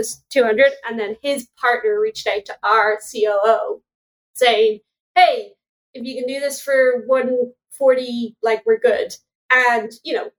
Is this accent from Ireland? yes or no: yes; Ireland; I'm Irish